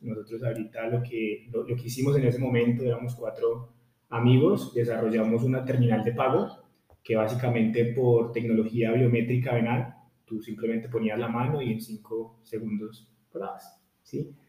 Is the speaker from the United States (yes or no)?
no; Pereira, Risaralda, Colombia; yo soy de Pereira